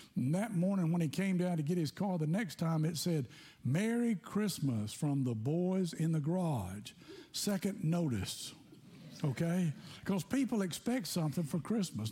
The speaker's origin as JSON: {"language": "English", "region": "Tennessee", "country": "United States", "tie": "born or raised there", "said": "I grew up in Tennessee"}